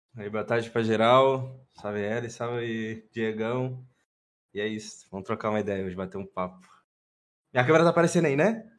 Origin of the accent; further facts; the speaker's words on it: Londrina, Paraná, Brazil; E sou de Londrina, Paraná. Paranazão, pé vermelho